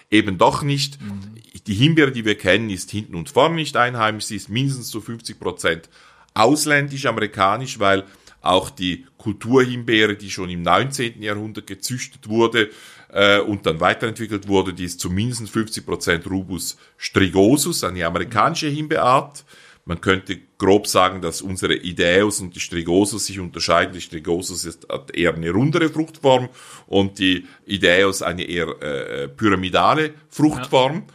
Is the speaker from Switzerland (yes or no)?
yes; Switzerland; so gut man sie als Schweizer versteht, wir sind ja